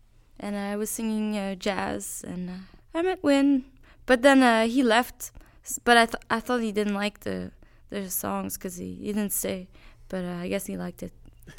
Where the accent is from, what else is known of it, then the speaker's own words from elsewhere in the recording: Quebec, Canada; Well, yeah, like I grew up in Quebec, and really I didn't know much about Texas.